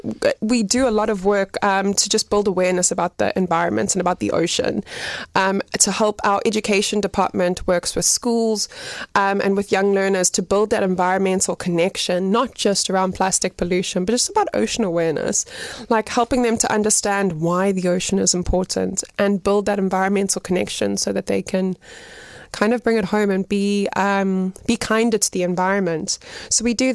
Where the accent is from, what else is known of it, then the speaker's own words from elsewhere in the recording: Pietermaritzburg, KwaZulu-Natal, South Africa; moved away as an adult; also born or lived in United Kingdom / China / Johannesburg / Cape Town; now in Gqeberha (Nelson Mandela Bay), South Africa; So I'm from Pietermaritzburg. I grew up there